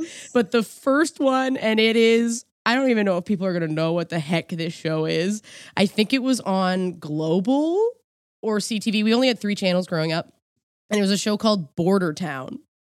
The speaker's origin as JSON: {"language": "English", "town": "Quispamsis", "region": "New Brunswick", "country": "Canada", "tie": "born or raised there", "also_born_or_lived": "Sackville", "moved": "as an adult", "lives_now": "Toronto, Canada", "said": "I grew up in Quispamsis"}